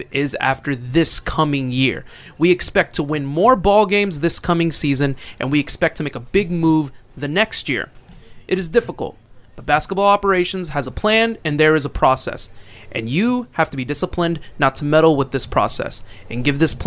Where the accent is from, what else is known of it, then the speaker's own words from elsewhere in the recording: Houston, Texas, United States; I'm from Houston